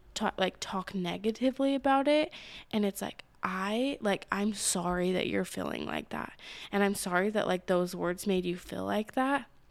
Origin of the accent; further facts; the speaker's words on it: Utah, United States; I grew up in Utah.